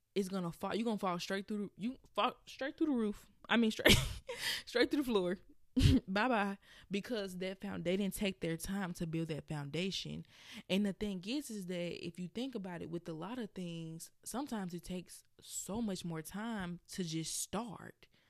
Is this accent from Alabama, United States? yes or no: yes; Birmingham, Alabama, United States; if you hear my accent come out, it is because I am from Birmingham, Alabama.